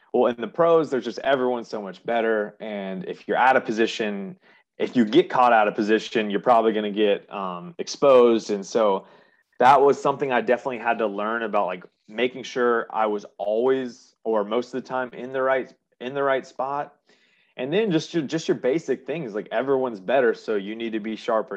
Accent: Jacksonville, Florida, United States; also born or lived in Charleston; born and raised in Jacksonville, grew up, went to RPDS for elementary school

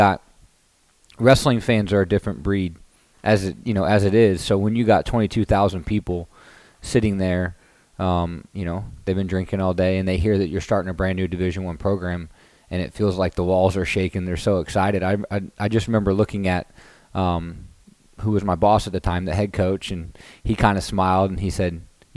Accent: Kansas, United States; moved away as an adult; also born or lived in Chapel Hill, North Carolina; I'm from Kansas.

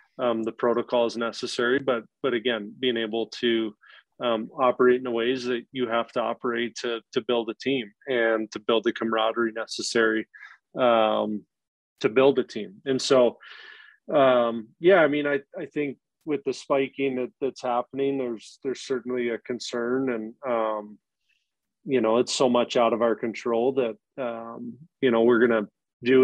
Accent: Anchorage, Alaska, United States; moved away; I'm from Anchorage

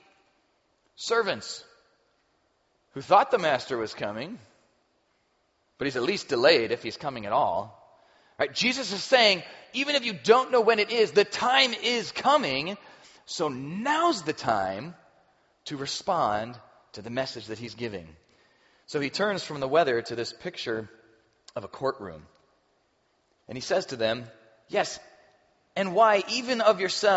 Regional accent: Chicago, Illinois, United States; now in Cincinnati, United States; I grew up around Chicago

